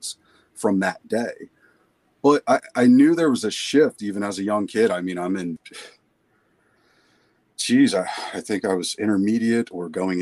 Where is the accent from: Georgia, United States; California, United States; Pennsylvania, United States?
Pennsylvania, United States; Philadelphia; I grew up in the Philadelphia area and southeastern Pennsylvania